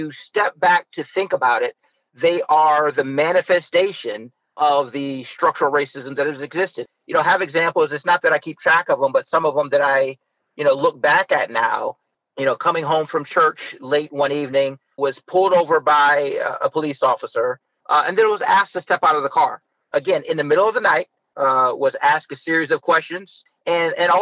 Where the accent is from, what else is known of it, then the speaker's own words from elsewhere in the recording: Youngstown, Ohio, United States; As mayor of Youngstown, I was elected as the first African-American of Youngstown, of my hometown